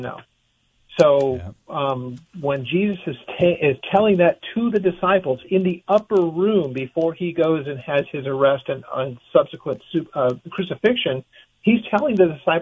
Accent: United States; as an American citizen

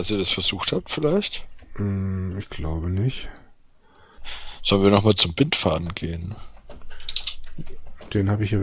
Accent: Bayreuth, Bavaria, Germany; Das ist Bayreuther Hell aus meiner Heimatstadt

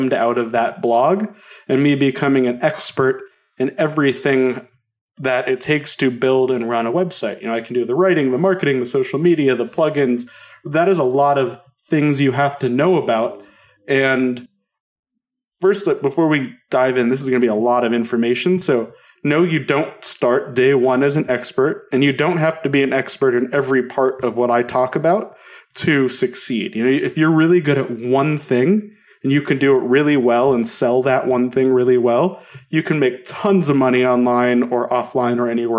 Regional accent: South Denver suburbs, Colorado, United States; also born or lived in Boulder, Colorado; where I grew up in the South Denver suburbs

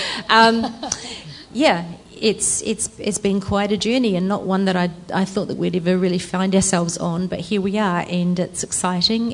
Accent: Christchurch, Canterbury, New Zealand; also born or lived in Netherlands / Singapore; I grew up in Christchurch, but um, when I was 21, I went to the Netherlands

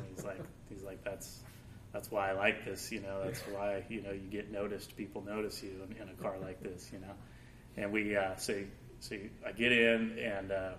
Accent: Napa, California, United States; I grew up here in Napa.

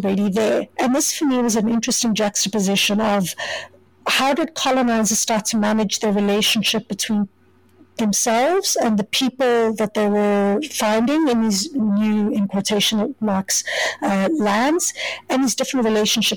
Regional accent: Johannesburg, Gauteng, South Africa; moved away as an adult; now in Kingston, Canada; So I didn't grow up in Cape Town. I grew up in Johannesburg.

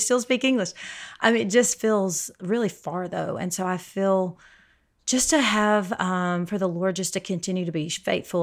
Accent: Alabama, United States; moved away as an adult; now in El Paso, United States; I, uh, live in El Paso, Texas, but I'm from Alabama, so kind of a transplant out in West Texas

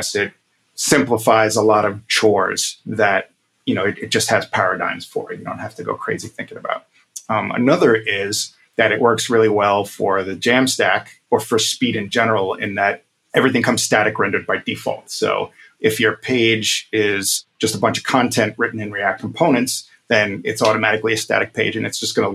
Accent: New York City, New York, United States; also born or lived in Brooklyn, New York; I've lived in Brooklyn for 10 years, but I grew up in Queens

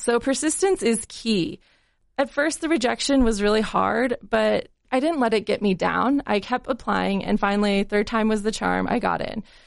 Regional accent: Salt Lake City, Utah, United States; also born or lived in Colorado; I grew up here in Salt Lake City

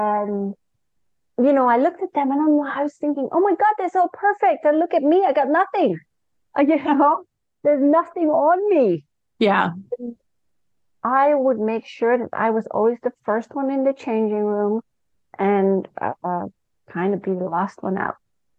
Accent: Singapore; also born or lived in Malaysia; And I grew up in Singapore and Malaysia with my parents and my sister.

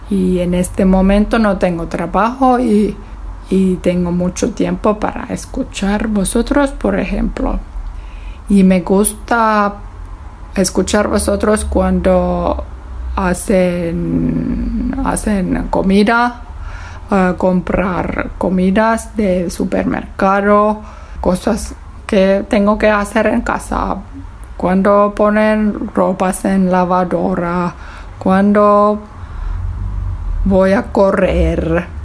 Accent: Germany; Spanish is a second language; Hola, Roy Paco … soy de Alemania.

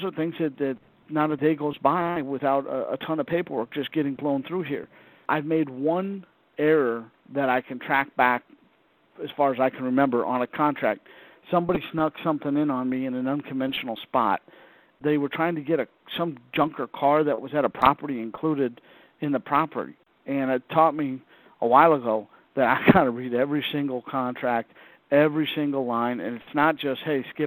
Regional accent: Southern California, United States; moved away; I grew up in Southern California

